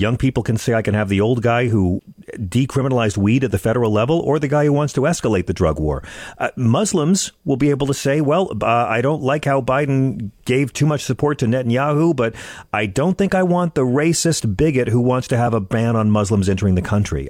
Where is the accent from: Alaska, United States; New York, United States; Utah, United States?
New York, United States; Long Island; now in Manhattan, United States; I grew up on Long Island